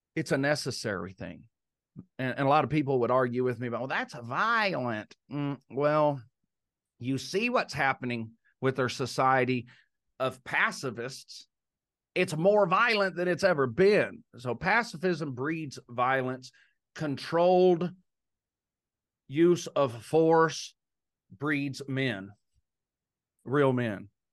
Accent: Texas, United States; moved away; being raised in Texas

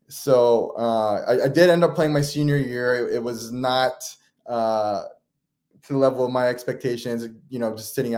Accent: Beaver Falls, Pennsylvania, United States; I grew up in Western Pennsylvania in a small town called Beaver Falls, Pennsylvania.

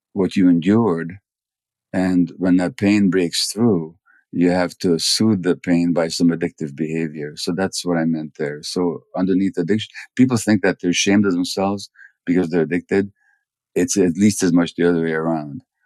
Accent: Budapest, Hungary; I was born in January 1944 in Budapest

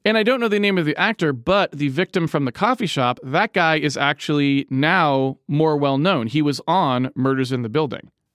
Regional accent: Massachusetts, United States; I am from Massachusetts

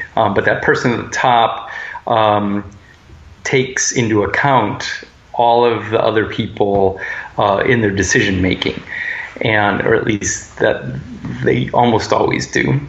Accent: United States; especially as American males.

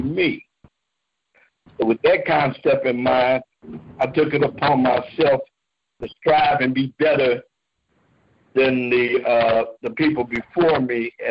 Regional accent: Oakland, California, United States; I was born and raised in Oakland, California.

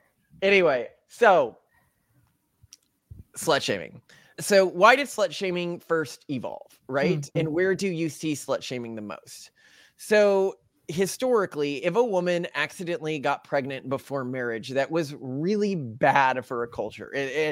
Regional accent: Texas, United States; so I grew up in Texas, you know, and a long time ago, I'm 36 now.

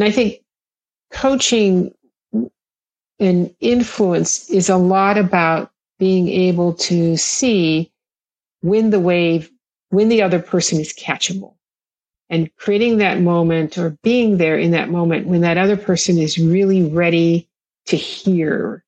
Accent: Kauai, Hawaii, United States; I grew up in Hawaii

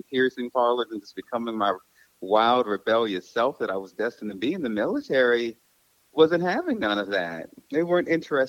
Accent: Baton Rouge, Louisiana, United States; moved away as an adult; also born or lived in Los Angeles, California; I'm 39. I'll be 40 in December. I grew up in Baton Rouge, Louisiana, but Los Angeles is really where I consider home. That's where I really grew up and became an adult, as far as I'm concerned.

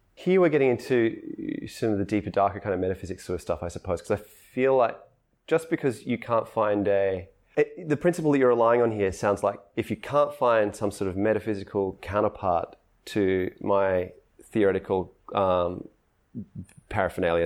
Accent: Australia; I'm Australian

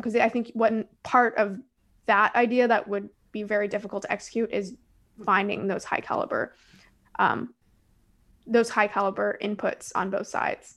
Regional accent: Toronto, Ontario, Canada; I'm from Toronto

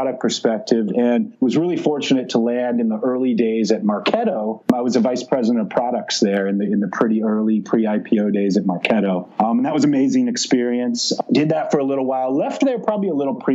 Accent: Silicon Valley, Santa Clara Valley, California, United States; I grew up in Silicon Valley, like literally the Silicon Valley, the Santa Clara Valley in the south part of the San Francisco Bay Area

